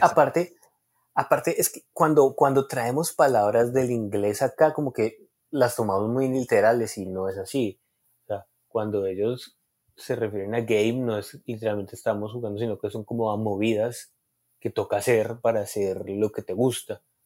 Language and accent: Spanish; Colombia; nosotros como colombianos